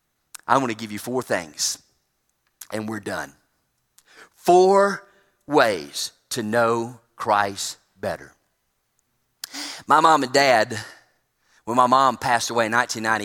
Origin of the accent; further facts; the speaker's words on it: Trussville, Alabama, United States; Drove across town in Trustville and my hometown